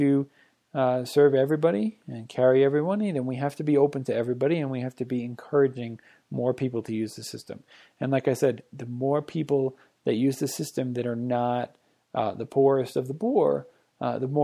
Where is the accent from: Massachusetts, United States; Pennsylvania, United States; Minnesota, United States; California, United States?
Massachusetts, United States; Boston; now in Breckenridge, United States; I am from Boston